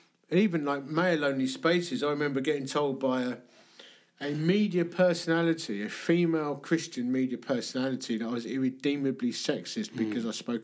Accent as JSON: {"language": "English", "region": "London", "country": "United Kingdom", "tie": "born or raised there", "also_born_or_lived": "Dagenham", "said": "I grew up in the East End of London. I went to school in Hornchurch and Romford."}